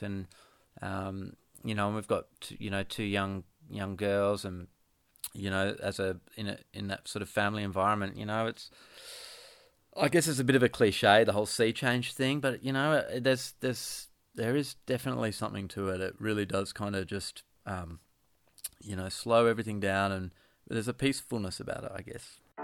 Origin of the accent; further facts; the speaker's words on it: Perth, Western Australia, Australia; now in Ocean Grove, Australia; I grew up in Perth